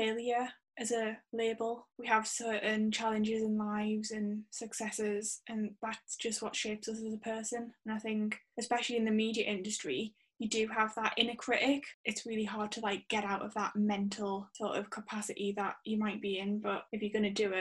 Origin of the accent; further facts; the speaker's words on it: Sunderland, North East England, United Kingdom; from Sunderland